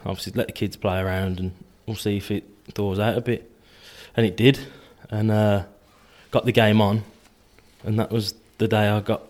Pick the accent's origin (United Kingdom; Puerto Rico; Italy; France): United Kingdom; Sutton Coldfield, West Midlands; I'm from Sutton Coldfield.